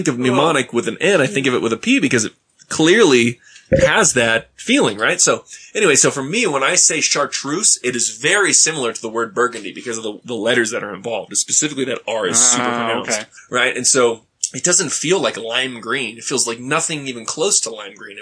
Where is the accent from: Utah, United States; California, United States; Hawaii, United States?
Hawaii, United States; I grew up white in Hawaii